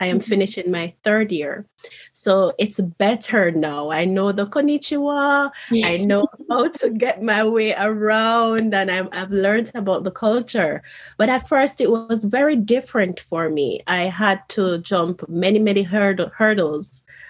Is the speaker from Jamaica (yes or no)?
yes; Jamaica; moved away as an adult; now in Japan; here I was moving from Jamaica to Japan.